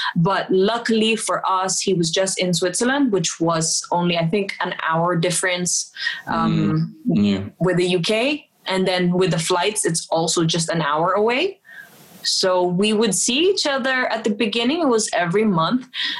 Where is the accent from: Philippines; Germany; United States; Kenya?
Philippines; for example, I'm Filipina and you're British